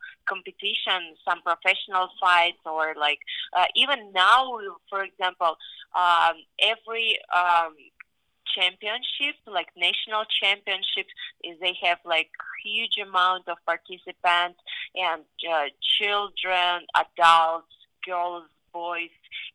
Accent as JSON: {"language": "English", "country": "Kyrgyzstan", "moved": "yes", "lives_now": "Las Vegas, United States", "said": "I've been very last time in my home country 8 years ago"}